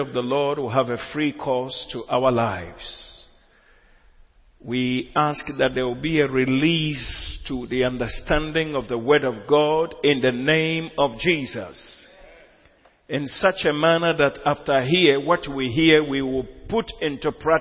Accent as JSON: {"language": "English", "country": "Ghana", "said": "we are Ghanaian Christians"}